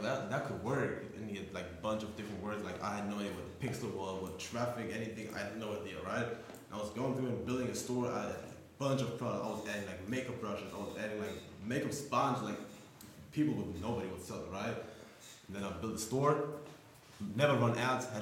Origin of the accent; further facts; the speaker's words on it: Frankfurt, Hesse, Germany; my hometown of Frankfurt.